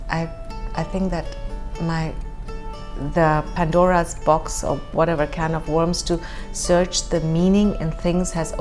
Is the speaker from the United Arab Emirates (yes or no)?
yes; Dubai, United Arab Emirates; growing up in Dubai, we were very sheltered and very protected